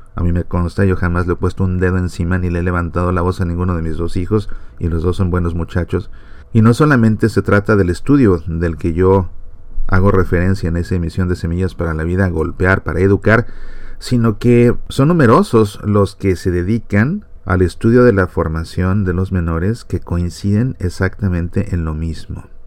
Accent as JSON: {"language": "Spanish", "country": "Mexico", "said": "yo como mexicano"}